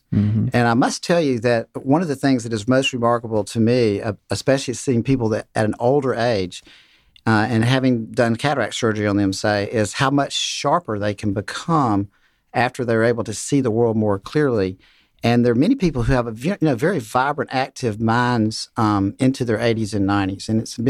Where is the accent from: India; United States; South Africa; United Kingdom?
United States; Waycross, Georgia; from Waycross. I grew up in Waycross.